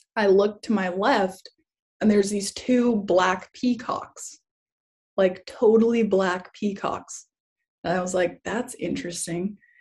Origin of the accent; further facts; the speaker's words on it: Kauai, Hawaii, United States; I grew up in Hawaii. I grew up in Kauai, um, in K Town. That was where I mostly lived when I was a kid.